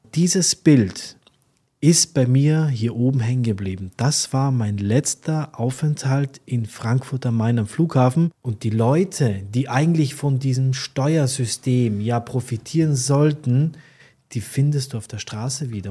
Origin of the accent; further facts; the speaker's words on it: Austria; now in Dubai, United Arab Emirates; Als Österreicher